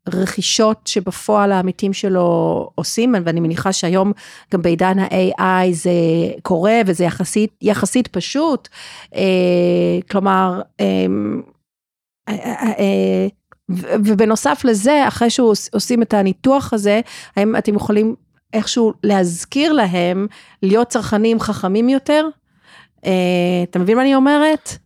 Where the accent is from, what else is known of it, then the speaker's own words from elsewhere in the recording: South Africa; now in Israel; אני גדלתי בדרום אפריקה, וזה באמת היה לפני הרבה שנים, כי אני בארץ כבר הרבה שנים